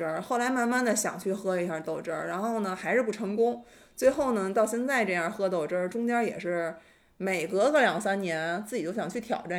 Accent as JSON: {"language": "Chinese", "area": "Dewai", "region": "Beijing", "country": "China", "tie": "born or raised there", "said": "我小时候住在德外，"}